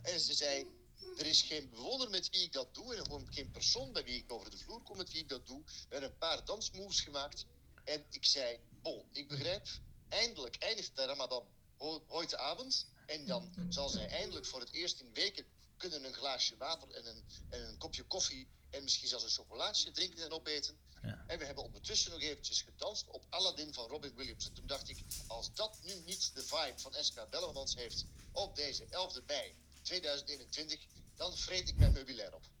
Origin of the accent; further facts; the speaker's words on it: Zeist, Utrecht, Netherlands; Voor iemand die uit Zeist vandaan komt en in mhm. Zeist geboren is